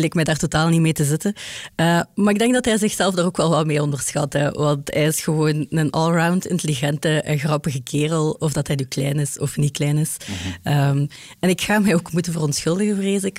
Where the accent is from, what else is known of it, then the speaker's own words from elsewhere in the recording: Ghent, Flanders, Belgium; ik ben van Gent